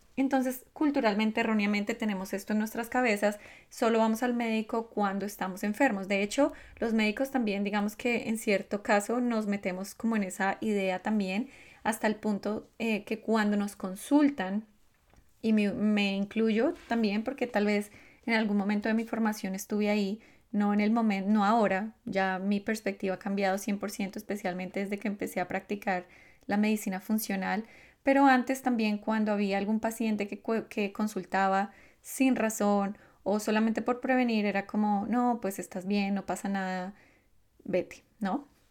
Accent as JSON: {"language": "Spanish", "country": "Colombia", "said": "yo soy colombiana, los colombianos comemos de una forma particular"}